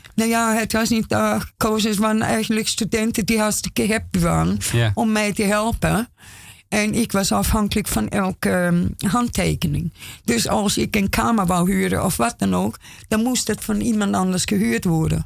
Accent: Austria; Dutch is a second language; moved away as an adult; now in Amsterdam, Netherlands; ik ben Oostenrijkse. Ik kom. 35 jaar geleden van Oostenrijk heen

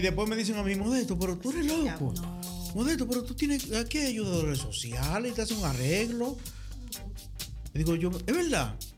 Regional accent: Sánchez, Samaná, Dominican Republic; now in Netherlands; nosotros somos de, por allá, de Sánchez para allá, de esos sitios

